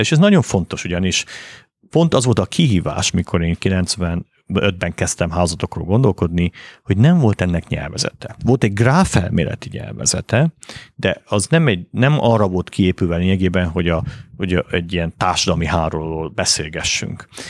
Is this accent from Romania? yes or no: yes; Bălan, Harghita County, Romania; moved away as an adult; also born or lived in Miercurea Ciuc, Romania / Boston, United States; now in Budapest, Hungary; Én Balánbányán nőttem fel, ami Csíkszentdomokos mellett egy ilyen bányaváros volt